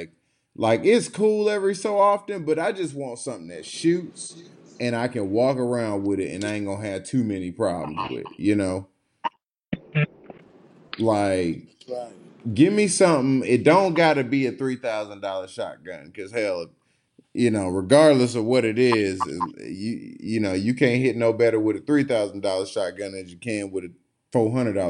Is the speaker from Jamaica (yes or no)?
no; Atlanta, Georgia, United States; I'm from Atlanta